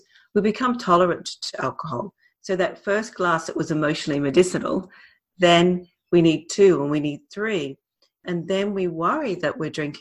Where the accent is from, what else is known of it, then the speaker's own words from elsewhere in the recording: Australia; moved away as an adult; also born or lived in Britain / London; I'm Australian, I lived in Britain for a long time. We're Aussies